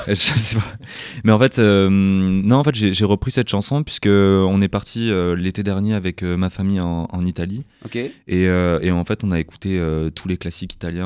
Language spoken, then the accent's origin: French; Toulouse, Occitania, France; moi, j'ai grandi à Toulouse